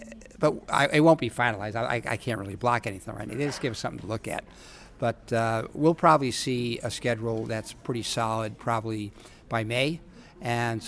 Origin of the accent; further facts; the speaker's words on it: New York, United States; I grew up in New York